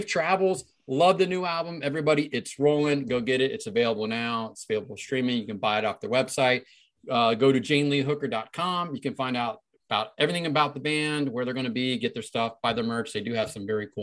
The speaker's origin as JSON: {"language": "English", "region": "Southwestern Ohio", "country": "United States", "also_born_or_lived": "Columbus, Ohio", "said": "I'm from Southwestern Ohio"}